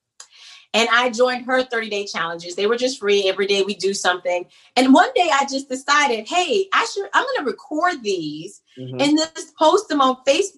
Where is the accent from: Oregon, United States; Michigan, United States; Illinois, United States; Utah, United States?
Illinois, United States; Oak Park; moved away as an adult; now in North Carolina, United States; I'm from Oak Park, Illinois, right outside of Chicago